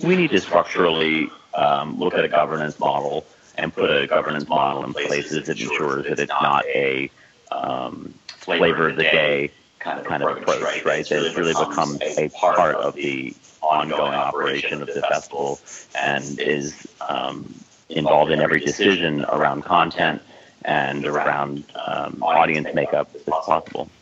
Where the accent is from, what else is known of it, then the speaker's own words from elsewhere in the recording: New Orleans, Louisiana, United States; moved away; I'm from New Orleans originally